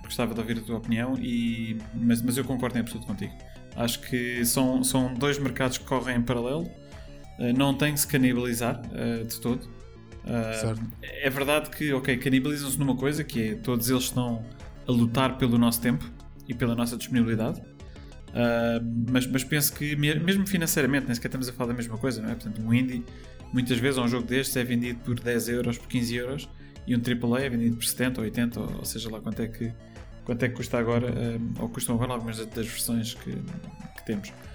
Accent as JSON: {"language": "Portuguese", "town": "Póvoa de Santo Adrião", "region": "Lisbon", "country": "Portugal", "tie": "born or raised there", "said": "sou nascido e criado basicamente na, na Pova de Santo Adrião, que é uma vila, uh, mesmo às portas de Lisboa"}